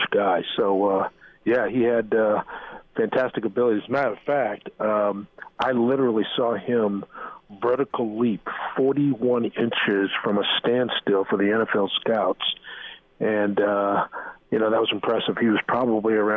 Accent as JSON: {"language": "English", "town": "New York City", "region": "New York", "country": "United States", "moved": "yes", "lives_now": "Nebraska, United States", "said": "I'm originally from New York City, and I lived there for a while."}